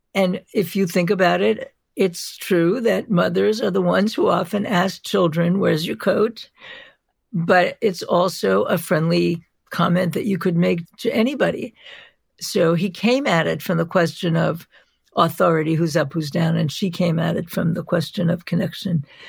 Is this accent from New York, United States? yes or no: yes; New York City, New York, United States; I am from New York. I'm from Brooklyn. I grew up in Brooklyn